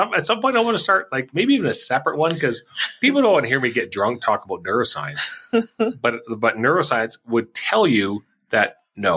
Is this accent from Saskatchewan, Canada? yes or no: yes; Regina, Saskatchewan, Canada; when I was growing up in Regina